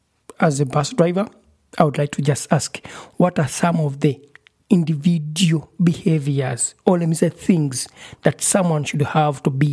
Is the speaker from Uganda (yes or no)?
yes; Uganda; I'm from Uganda.